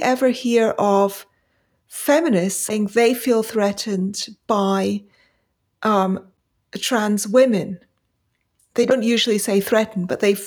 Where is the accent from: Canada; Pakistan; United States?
Pakistan; also born or lived in India; now in United Kingdom; I left for Pakistan as a very young, as a babe in arms. And I grew up in Pakistan and returned in the late 70s to the UK.